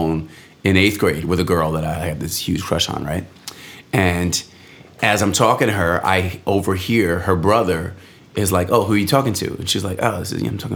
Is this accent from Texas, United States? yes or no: no; Rockland County, New York, United States; also born or lived in Orange County, New York; I grew up in Rockland County, New York, like in the, you know, Mid-Hudson Valley. And we moved, you know, just a little bit further north up to Orange County, New York